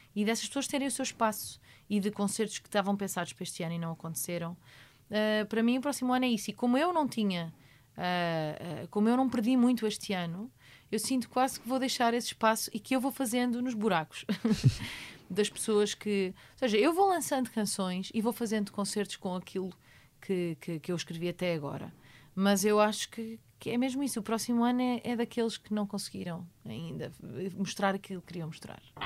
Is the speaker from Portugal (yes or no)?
yes; Portugal; sou português também